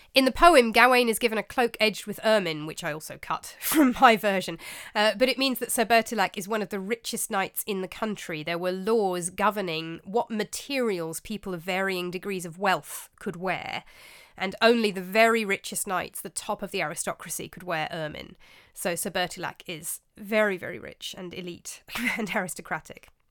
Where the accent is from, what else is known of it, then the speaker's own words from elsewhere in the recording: England, United Kingdom; as you can tell from my accent, um, I'm born and raised in England